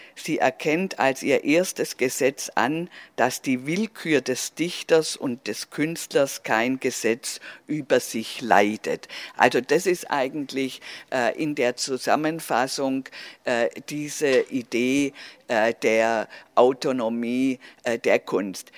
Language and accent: German; Swabia, Germany; accent: Swabian; dass ich aus Schwäb, also dass ich schwäbisch bin